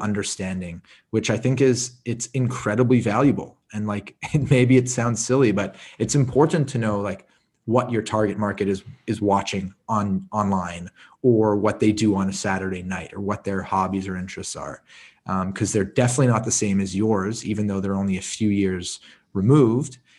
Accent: Montreal, Quebec, Canada; I grew up in Montreal. I, I lived in the suburbs.

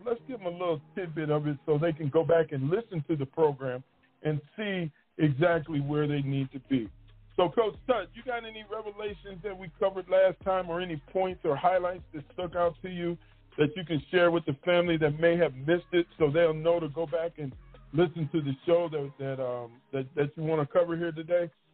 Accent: Michigan, United States; moved away as an adult; also born or lived in Mississippi Gulf Coast; now in Mississippi, United States; I'm from Michigan, and I grew up there my whole life.

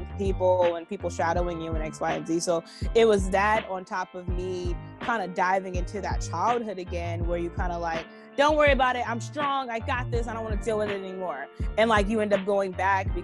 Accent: Los Angeles, California, United States; I'm from the hood. I'm from, like, 95th in Vermont.

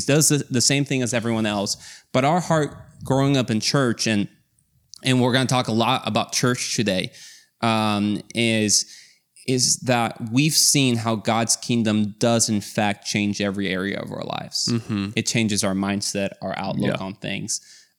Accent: Mexico; moved away; So to give you some context is we grew up in Mexico, and there our parents have always been kind of part of the church when we came into the picture.

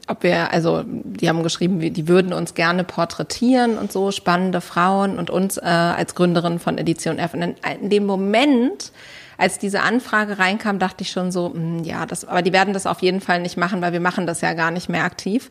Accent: Berlin, Germany; ich komme aus Berlin

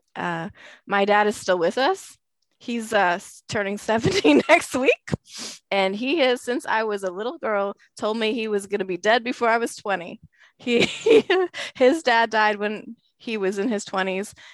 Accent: Canada; I am very Canadian. I'm like deep north.

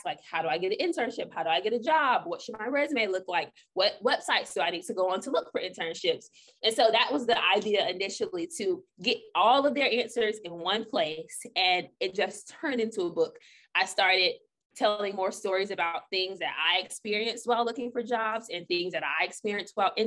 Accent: Orlando, Florida, United States; I interned in Orlando at Wesh 2 in my hometown

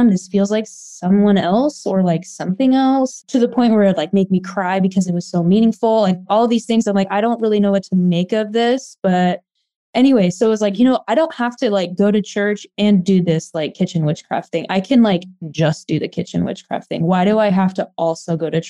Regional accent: Oregon, United States; now in Arizona, United States; So I grew up in Oregon. I live in Arizona now

